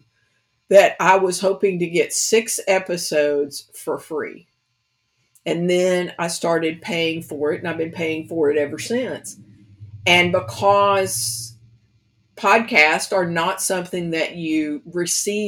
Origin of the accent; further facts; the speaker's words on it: Kentucky, United States; now in New Orleans, United States; I'm from Kentucky, so it's the country girl version of it.